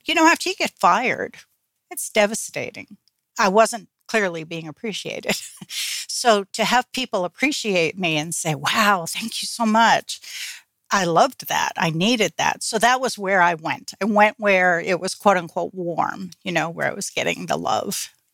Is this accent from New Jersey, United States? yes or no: yes; New Jersey, United States; I got involved in a group here in my hometown in New Jersey